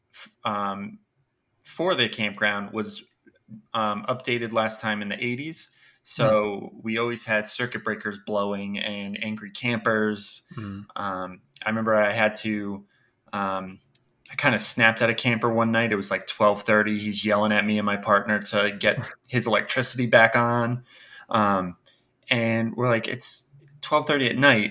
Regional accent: Rhode Island, United States; also born or lived in Baltimore; now in Philadelphia, United States; originally, I was born and raised in Rhode Island

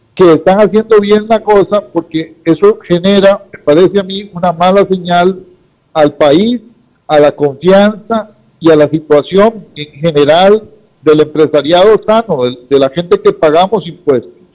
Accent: Costa Rica; somos los costarricenses de clase media y los trabajadores

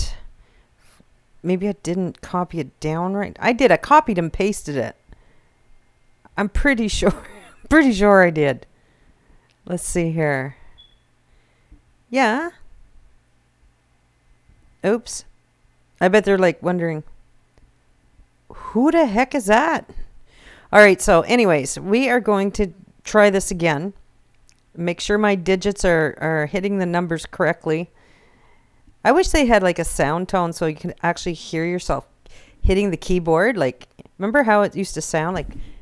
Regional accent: a little town between Chipman and Minto, New Brunswick, Canada; I'm from a little town between Chipman and Mento

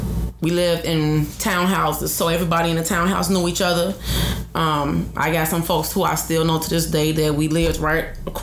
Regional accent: Chicago, Illinois, United States; I am from the west side of Chicago.

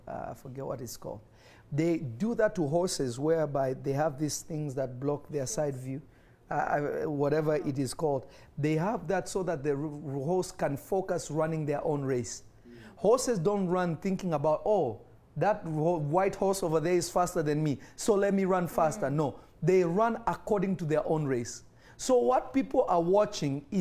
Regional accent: Kenya; moved away; When I was growing up in Kenya, and obviously my father is from the Congo, my mother is an Iranian

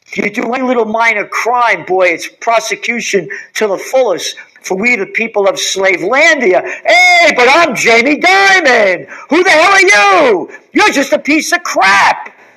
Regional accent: United States; I am an American

